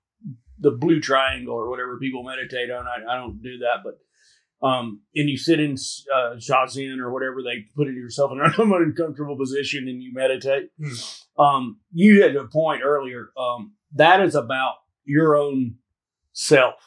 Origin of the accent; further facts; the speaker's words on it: Alabama, United States; moved away as an adult; I grew up in Alabama